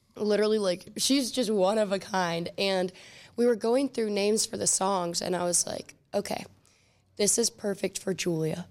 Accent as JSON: {"language": "English", "town": "Willoughby", "region": "Ohio", "country": "United States", "tie": "born or raised there", "also_born_or_lived": "Solon, Ohio / Knoxville, Tennessee / Cleveland, Ohio", "said": "I grew up in Willoughby and then also in Solon"}